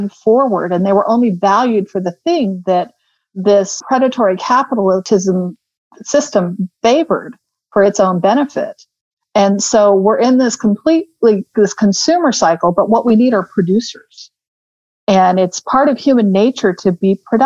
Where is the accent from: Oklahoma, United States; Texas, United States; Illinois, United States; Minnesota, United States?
Texas, United States; Houston; also born or lived in London, United Kingdom; now in Austin, United States; growing up in Houston